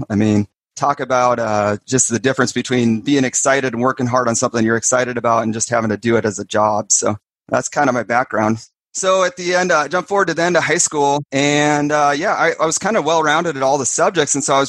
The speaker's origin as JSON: {"language": "English", "region": "Iowa", "country": "United States", "tie": "born or raised there", "also_born_or_lived": "Kansas", "said": "And then when we moved to Iowa from Kansas, we had this area of bike trails, and we'd go down there for just hours and like build these jumps, build tabletops, build berms, and just have a blast."}